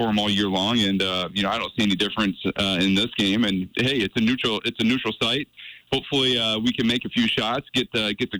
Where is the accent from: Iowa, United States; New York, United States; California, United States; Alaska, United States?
Iowa, United States; moved away as an adult; now in Montana, United States; I grew up in Iowa and came from Iowa